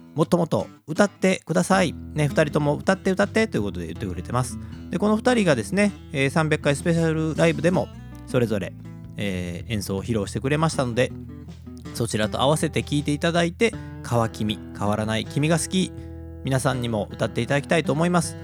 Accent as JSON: {"language": "Japanese", "town": "Kobe", "region": "Hyogo", "country": "Japan", "said": "神戸っ子"}